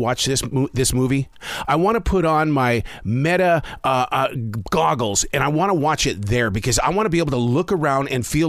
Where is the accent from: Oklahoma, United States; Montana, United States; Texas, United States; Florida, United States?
Montana, United States; Billings; it could be my hometown of Billings, Montana.